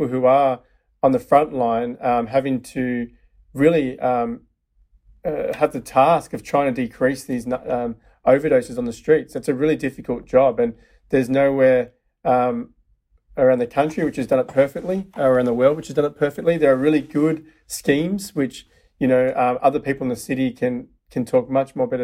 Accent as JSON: {"language": "English", "town": "Melbourne", "region": "Victoria", "country": "Australia", "moved": "as an adult", "lives_now": "San Francisco, United States", "said": "From Melbourne, Australia."}